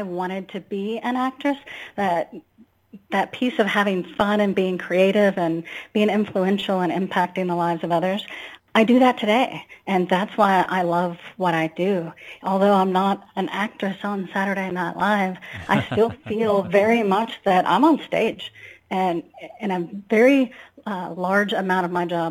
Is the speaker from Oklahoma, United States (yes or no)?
no; a little town in Northeast Texas, United States; also born or lived in Austin, Texas; I moved to Austin from my hometown, a little town in Northeast Texas.